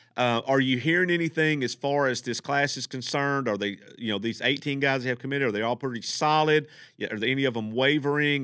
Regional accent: Texas, United States; moved away; I'm from Texas where they play six man

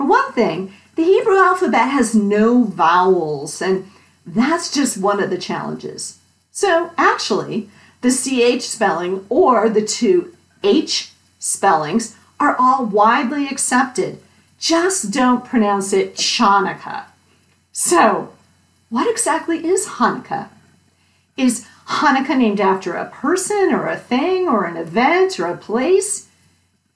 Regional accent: Connecticut, United States; Growing up in Connecticut, many of my friends were Jewish

